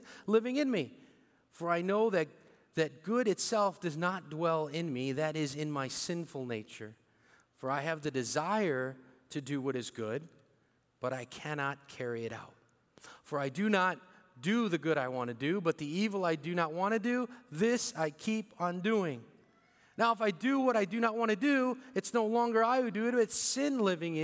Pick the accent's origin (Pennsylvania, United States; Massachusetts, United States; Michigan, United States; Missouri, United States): Missouri, United States; St. Louis; first language Bicolano; moved away as an adult; also born or lived in Philippines; I came here when I was 4 and a half to St. Louis, Missouri